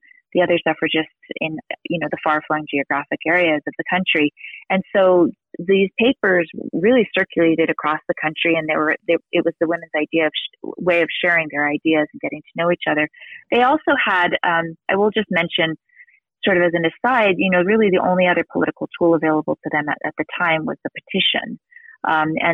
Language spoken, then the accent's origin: English; New York City, New York, United States; moved away as an adult; also born or lived in New England; now in Utah, United States; I'm from New York. She was from Massachusetts originally, and I'm from New York City